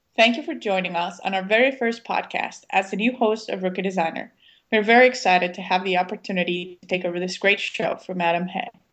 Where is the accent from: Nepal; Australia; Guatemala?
Guatemala; Guatemala City, Guatemala Department; I have a little bit of an accent. I was born and raised in Guatemala City.